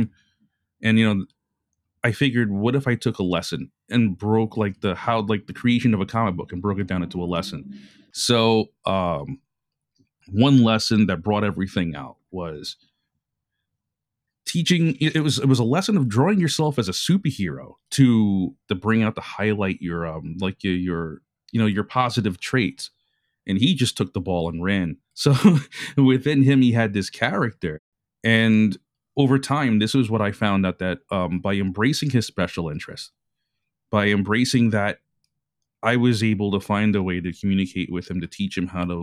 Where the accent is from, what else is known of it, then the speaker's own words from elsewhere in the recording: New York City, New York, United States; I was born and raised in Brooklyn and in Bay Ridge, Brooklyn